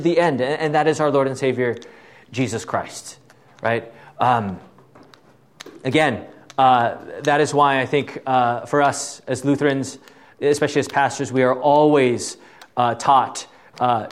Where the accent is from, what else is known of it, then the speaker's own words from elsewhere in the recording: Southern California, United States; moved away as an adult; also born or lived in Fort Wayne; I was from Southern California